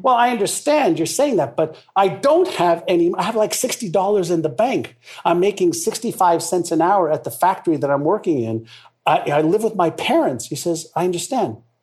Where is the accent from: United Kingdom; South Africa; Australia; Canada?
Canada; Montreal, Quebec; first language Hebrew; English is a second language; also born or lived in Israel; I got to Montreal at a, as a six-year-old kid. I was actually five and a half, and I spoke Hebrew, which was my mother tongue